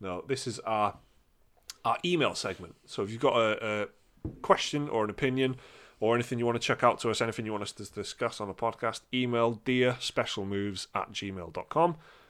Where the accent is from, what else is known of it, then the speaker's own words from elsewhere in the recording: United Kingdom; Because we're British